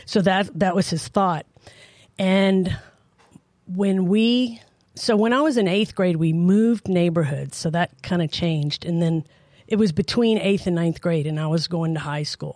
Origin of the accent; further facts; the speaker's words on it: New Orleans, Louisiana, United States; also born or lived in Tacoma, Washington; now in Idaho, United States; I was raised in New Orleans